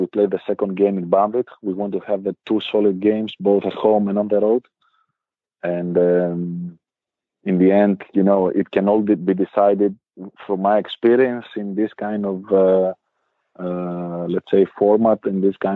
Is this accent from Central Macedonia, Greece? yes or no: yes; Thessaloniki, Central Macedonia, Greece; English is a second language; moved away as an adult; now in Bamberg, Germany; from my hometown, from Thessaloniki